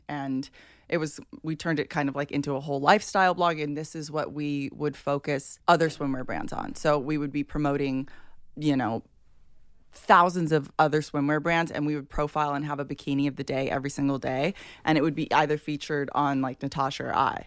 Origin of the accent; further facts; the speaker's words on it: Hawaii, United States; I grew up in Hawaii